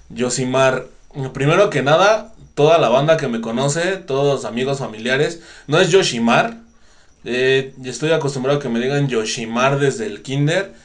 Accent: Mexico; somos mexicanos

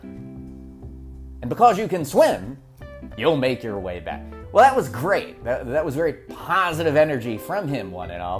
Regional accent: Berks County, Pennsylvania, United States; also born or lived in Norristown, Pennsylvania; When we moved from Norristown into the middle of nowhere, Berks County

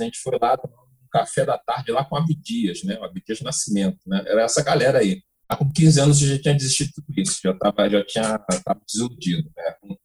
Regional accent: Rio de Janeiro, Brazil; moved away as an adult; also born or lived in São Paulo / Bahia; eu sou do Rio

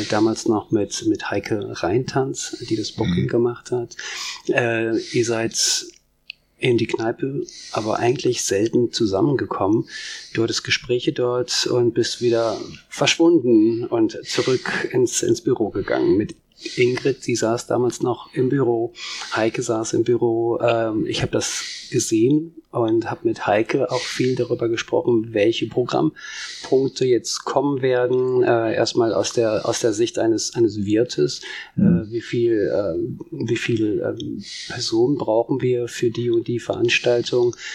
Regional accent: Soest, North Rhine-Westphalia, Germany; moved away; der hier geboren wurde im Marienkrankenhaus und hier auch viele, viele Bekanntschaften und Freunde hatte.

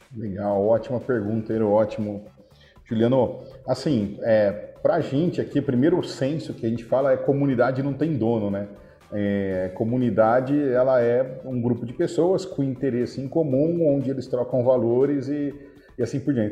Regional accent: Araraquara, São Paulo, Brazil; eu nasci em Araraquara, apesar de ter tido muita dificuldade na infância, eu nasci em Araraquara. Eu ia para a escola, era 10 quarteirões assim de casa

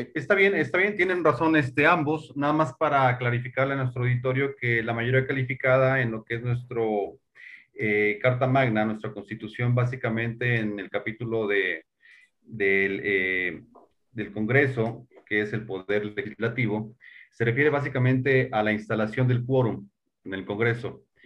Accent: Mexico; nosotros como mexicanos

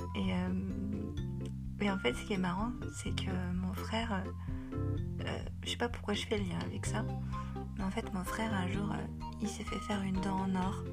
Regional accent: Paris, Île-de-France, France; j'ai grandi à Paris

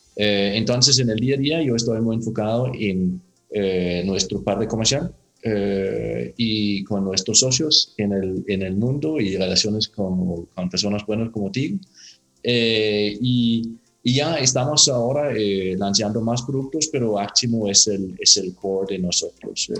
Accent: Denmark; Spanish is a second language; moved away as an adult; also born or lived in Latin America; soy danés.

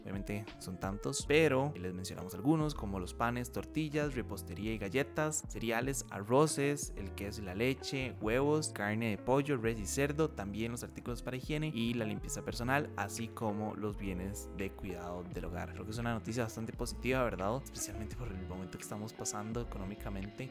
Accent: Costa Rica

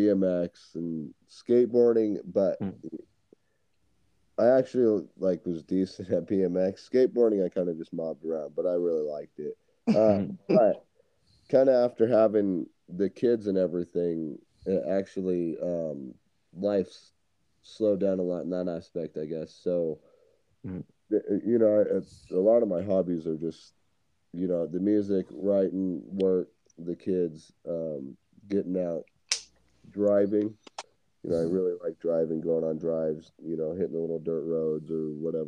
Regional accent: California, United States; So a lot of my family is in California.

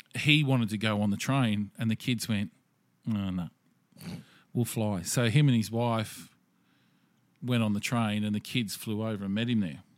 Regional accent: Australia; being Australian

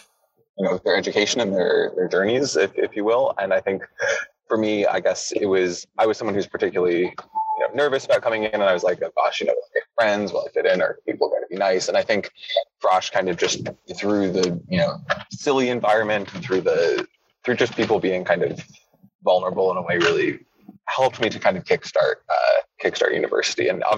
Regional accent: United States; first language English; also born or lived in United Kingdom; I grew up partly in the States and partly in the UK.

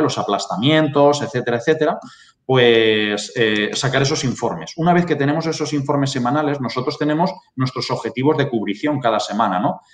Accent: Barcelona, Catalonia, Spain; now in Lleida, Spain; nací en Barcelona, eh, mi familia es de un pueblecito de Cuenca y desde pequeño pues siempre he vivido la agricultura y la ganadería

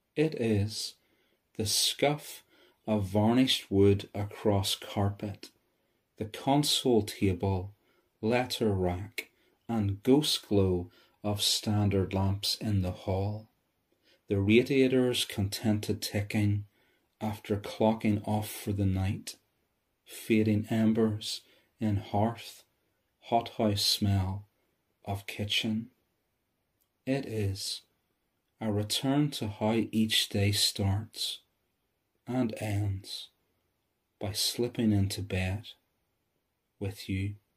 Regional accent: Bangor, Northern Ireland, United Kingdom; I'm from Bangor, County Down

